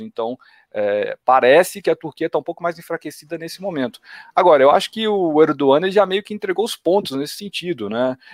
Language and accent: Portuguese; Minas Gerais, Brazil; como bom mineiro